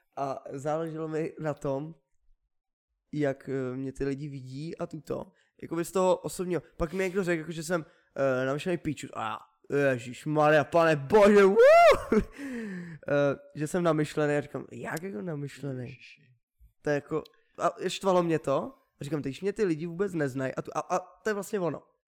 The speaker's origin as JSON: {"language": "Czech", "country": "Czechia", "said": "Měli bychom být hrdí na to, že jsme Češi."}